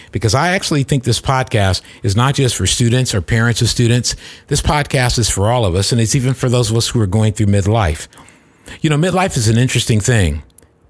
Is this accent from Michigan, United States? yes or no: yes; Grand Rapids, Michigan, United States; moved away; I grew up in Grand Rapids, Michigan